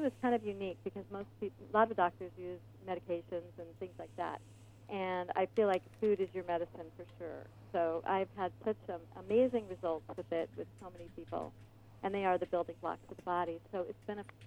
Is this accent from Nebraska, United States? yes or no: yes; Omaha, Nebraska, United States; now in Ventura County, United States; I grew up in Omaha, Nebraska, and it was snowy and cold in the wintertime